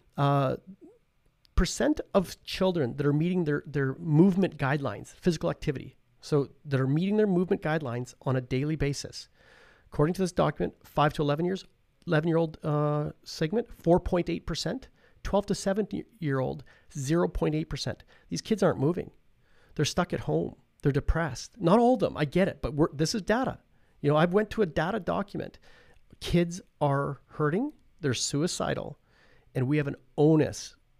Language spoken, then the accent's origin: English; Paradise Hill, Saskatchewan, Canada; I'm from Paradise Hill